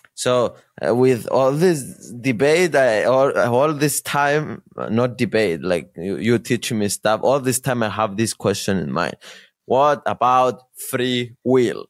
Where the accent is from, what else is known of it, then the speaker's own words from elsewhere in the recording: Cyprus; I'm born in Cyprus, I am from Cyprus.